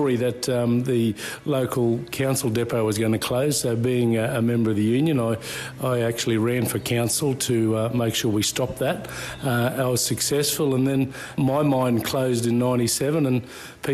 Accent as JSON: {"language": "English", "town": "Collinsville", "region": "Queensland", "country": "Australia", "tie": "born or raised there", "said": "So born and bred in Collinsville, went to school, grew up in the town."}